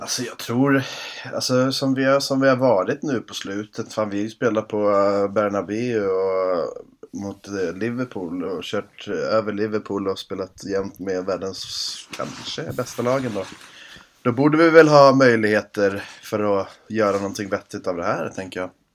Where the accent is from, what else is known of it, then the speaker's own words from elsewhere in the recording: Sweden; man är ju som sagt svensk